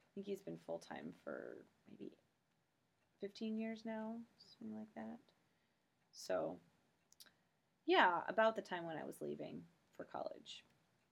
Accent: St. Charles, Missouri, United States; also born or lived in Kirksville, Missouri / Rochester, New York / Amman, Jordan; now in Columbia, United States; I grew up in St. Charles

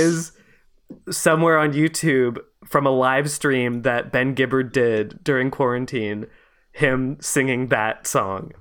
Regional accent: Montreal, Quebec, Canada; I grew up in, uh, Montreal

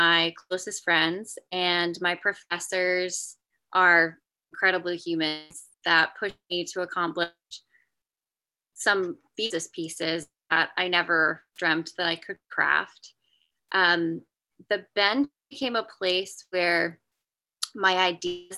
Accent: Johnston, United States; I grew up in Johnston and have my studio still nestled here on my parents' farm

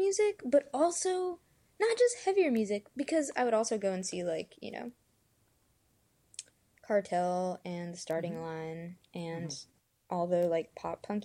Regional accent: Memphis, Tennessee, United States; now in Nashville, United States; I am from Memphis, and I'm currently living in Nashville

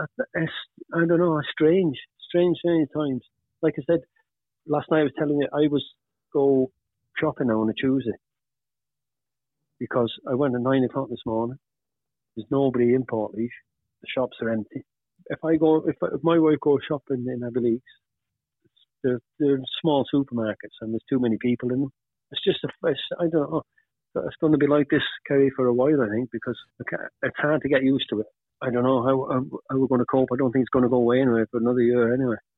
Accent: Wales, United Kingdom; moved away as an adult; also born or lived in Pontypool / Undy / Manchester; now in Ireland; I was brought up in Wales

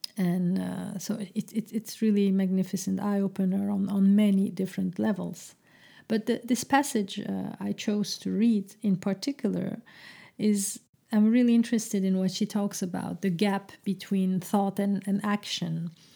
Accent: Brussels, Brussels-Capital Region, Belgium; English is a second language; moved away as an adult; now in Amsterdam, Netherlands; a Turkish Muslim, uh, uh, young girl growing up in the heart of Brussels

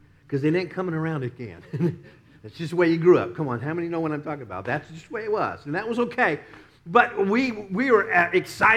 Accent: Dallas, Texas, United States; now in Tampa, United States; we'd be growing up in Dallas

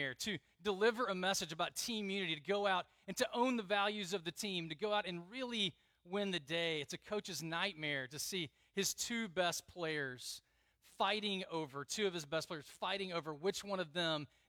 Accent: Southeast, United States; moved away as an adult; I grew up in the Southeast

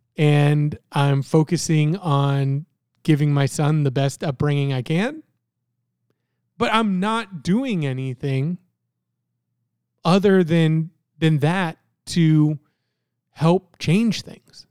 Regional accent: Florida, United States; born or raised there; moved away as an adult; also born or lived in Canada; now in Virginia Beach, United States

